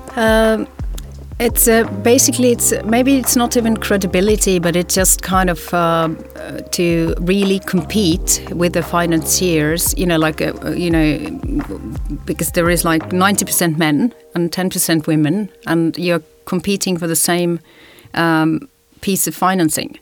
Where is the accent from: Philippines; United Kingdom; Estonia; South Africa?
Estonia; Tallinn, Harju County; moved away; I was born here in Estonia, Tallinn.